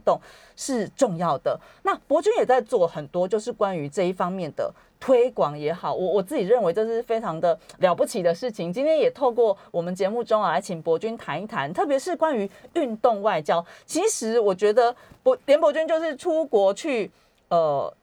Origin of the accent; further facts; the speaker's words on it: Taiwan; 我们台湾人